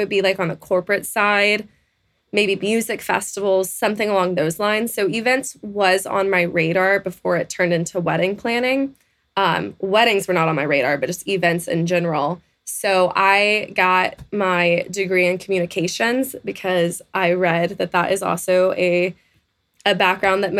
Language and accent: English; Texas, United States; I was born and raised in Texas